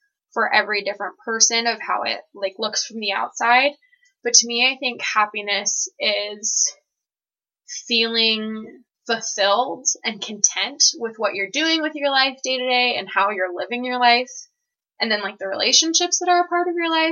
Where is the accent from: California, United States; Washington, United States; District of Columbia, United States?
Washington, United States; Seattle; moved away as an adult; now in Provo, United States; I'm originally from the Seattle area, and I'm about to graduate from BYU